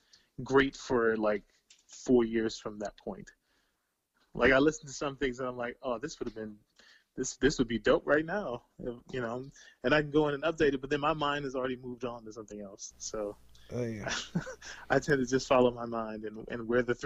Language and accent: English; Bowie, Maryland, United States; I'm a kid from Bowie, Maryland.